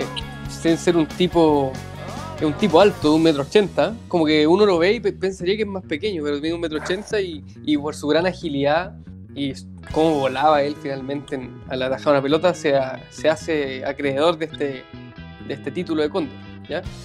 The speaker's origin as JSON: {"language": "Spanish", "country": "Chile", "said": "lo digo como chileno"}